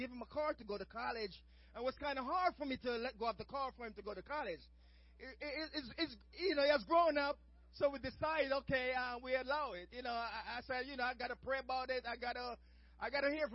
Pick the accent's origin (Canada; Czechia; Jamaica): Jamaica; moved away; as a child growing up in Jamaica back in the days